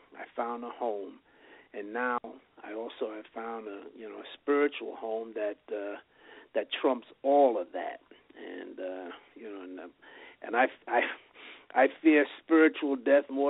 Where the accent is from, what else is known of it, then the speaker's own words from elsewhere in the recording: New York City, New York, United States; now in Las Vegas, United States; I was one of 11 children, grew up in New York, and I was born in the Bronx and raised in Chelsea